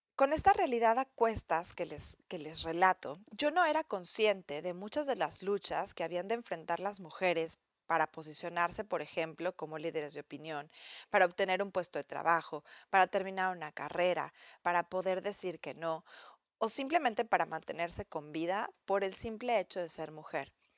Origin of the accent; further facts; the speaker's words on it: Mexico; moved away; mi país de origen